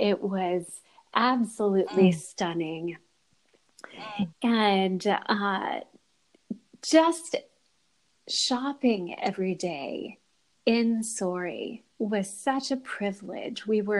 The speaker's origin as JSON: {"language": "English", "region": "Liguria", "country": "Italy", "tie": "born there", "said": "I was born on the Italian Riviera. My dad was a medical student in the 1970s"}